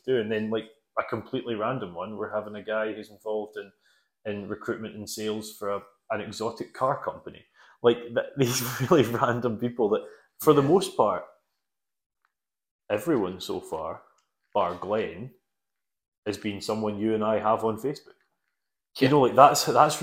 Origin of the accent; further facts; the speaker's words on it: Scotland, United Kingdom; we're Scottish